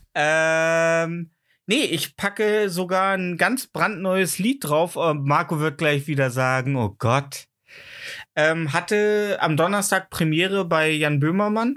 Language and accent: German; the East, East Germany, Germany; ich komme halt auch aus dem Osten